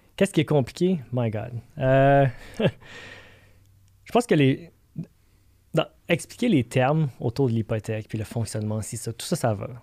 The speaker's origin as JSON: {"language": "French", "town": "Montreal", "region": "Quebec", "country": "Canada", "said": "Je viens de Montréal"}